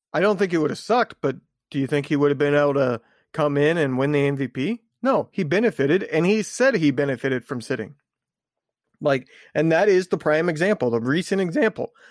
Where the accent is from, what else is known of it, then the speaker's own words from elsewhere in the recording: Indiana, United States; I grew up in Indiana